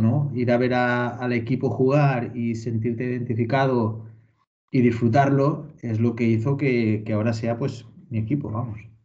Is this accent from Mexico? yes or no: no; Valencian Community, Spain; also born or lived in Portland; yo soy valenciano